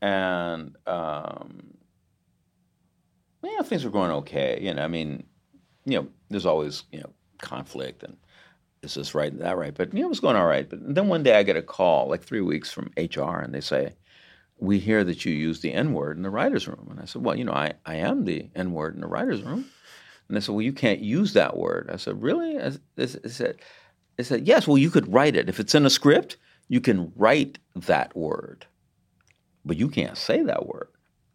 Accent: United States; I'm American, right?

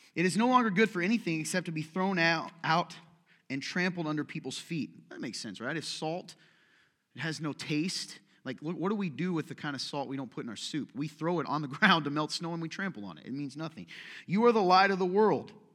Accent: United States; I was raised in America, U S, same as you, a small town, seventeen years of my life

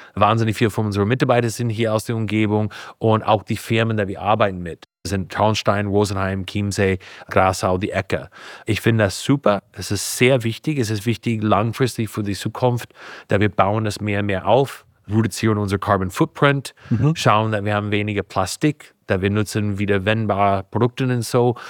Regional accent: Napa, California, United States; German is a second language; moved away as an adult; now in Bavaria, Germany; Ich bin geboren in Kalifornien, in einem kleinen Ort heißt Napa

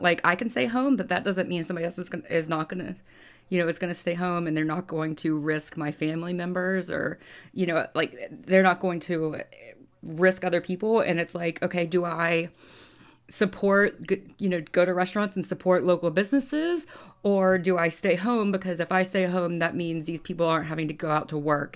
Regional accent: Birmingham, Alabama, United States; also born or lived in Auburn, Alabama; I grew up in Bur-, in Birmingham, which is two hours away from Atlanta

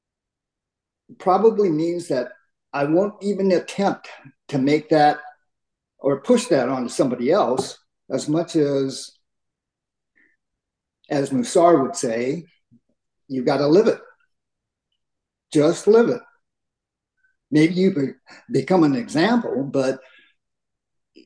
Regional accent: United States; I grew up in America, in the United States, my parents both were born in the United States. My grandparents immigrated from Japan

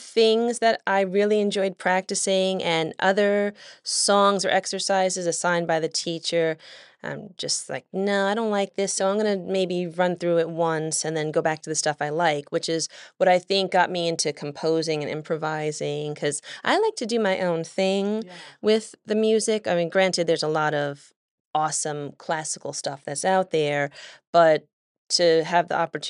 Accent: Oklahoma City, Oklahoma, United States; born there; I was born in Oklahoma City. I don't have much of a recollection of anything about Oklahoma. I come from a military family. Both of my parents were in the Air Force, and we were stationed there briefly when I was born.

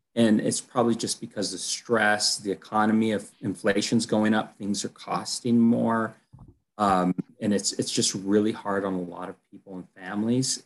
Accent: Colorado, United States; also born or lived in Texas; I'm from Colorado

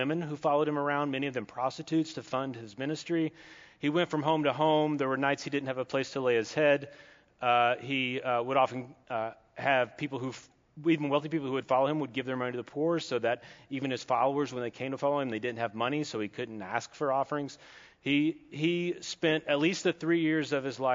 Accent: Kentucky, United States; I'm from Kentucky.

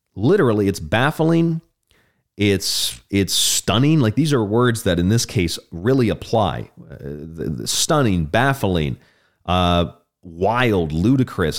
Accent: Orlando, Tampa, Saint Petersburg, Florida, United States; I grew up in Orlando, Tampa, Saint Pete, Disney World, Universal, it's all right there

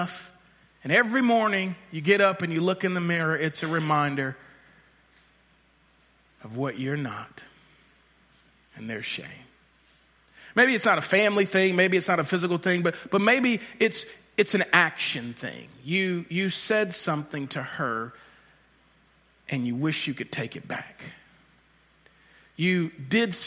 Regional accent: Shreveport, Louisiana, United States; I grew up in Shreveport, Louisiana

